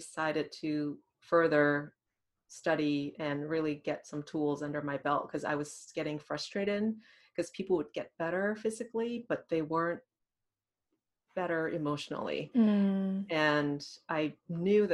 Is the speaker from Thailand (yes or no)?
yes; Thailand; English is a second language; also born or lived in Massachusetts, United States; now in Columbus, United States; I grew up in Thailand, went to schools in Massachusetts, near Boston.